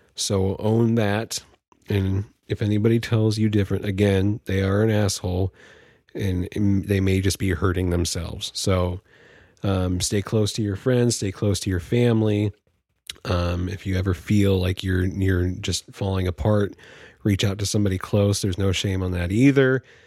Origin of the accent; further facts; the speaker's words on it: Vallejo, California, United States; now in Humboldt County, California, United States; I'm from Vallejo, California. Uh, currently residing in Humboldt County, California.